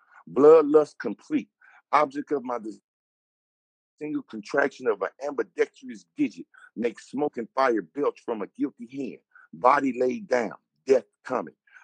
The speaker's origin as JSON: {"language": "English", "town": "Inglewood", "region": "California", "country": "United States", "tie": "born or raised there", "said": "I'm from California"}